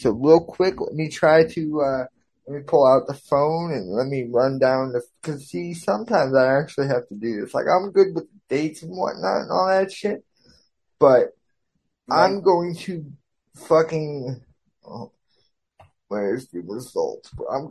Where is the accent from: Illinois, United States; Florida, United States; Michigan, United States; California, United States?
Florida, United States; Orlando, Florida, pretty much my home state.